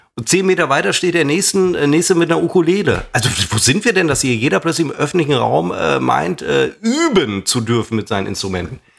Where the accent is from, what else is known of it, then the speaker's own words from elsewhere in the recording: the West, West Germany, Germany; bei uns im Westen